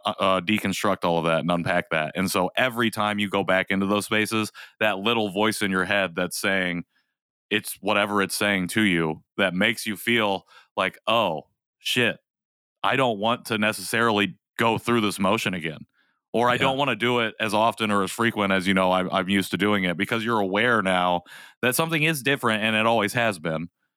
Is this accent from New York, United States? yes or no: yes; Rensselaer, New York, United States; I try to not say, oh, I'm from Rensselaer. I'm trying to say I grew up in, or this is where I grew up.